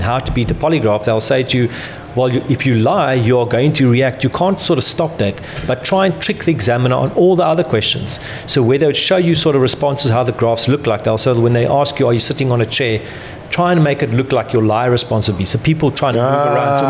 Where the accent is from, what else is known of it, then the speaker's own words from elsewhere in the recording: South Africa; now in United Kingdom; So I'm from South Africa